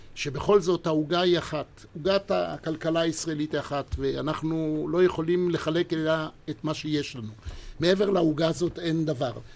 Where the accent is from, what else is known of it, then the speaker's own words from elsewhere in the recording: Israel; אני בן 72, נולדתי לציונות. הייתי במדינת ישראל תשע שנים תחת הכיבוש הבריטי